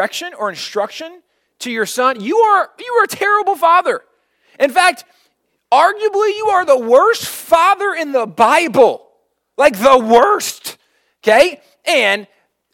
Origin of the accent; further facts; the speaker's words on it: Texas, United States; I'm from Texas, grown up hunting my entire life